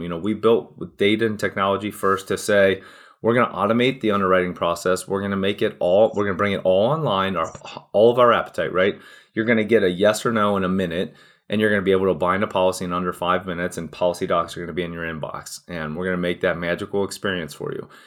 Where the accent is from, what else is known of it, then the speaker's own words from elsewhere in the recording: Cincinnati, Ohio, United States; born and raised in Cincinnati, Ohio, still here today, actually.